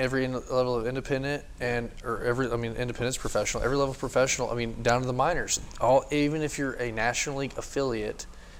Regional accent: Texas, United States; This guy's from Mississippi. I'm from, you know, I'm from Texas.

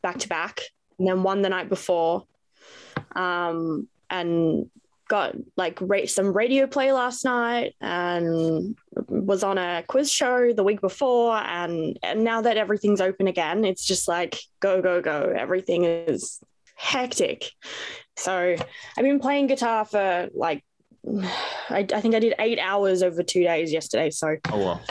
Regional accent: Melbourne, Victoria, Australia; I am from Melbourne, Australia.

